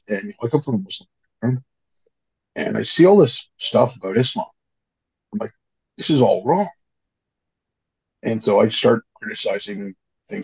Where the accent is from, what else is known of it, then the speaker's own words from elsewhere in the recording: Montreal, Quebec, Canada; moved away; also born or lived in northern Canada; growing up in Montreal, it's not actually a small town